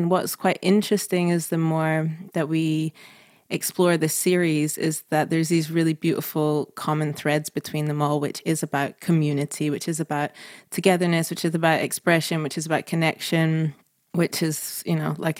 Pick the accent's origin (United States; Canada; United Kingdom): United Kingdom; Manchester, North West England; also born or lived in Scotland; I mean, I grew up in Manchester, then in Scotland